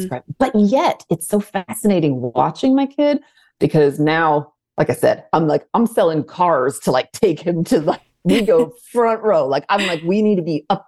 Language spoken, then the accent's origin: English; outside of Detroit, Michigan, United States; moved away; Detroit, which happens to be where I was born and raised outside of Detroit.